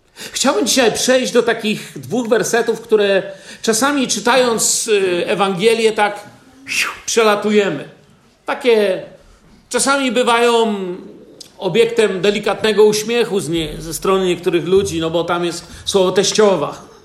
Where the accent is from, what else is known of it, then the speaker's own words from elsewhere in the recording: Poland; wychowałem się na osiedlu Wojska Polskiego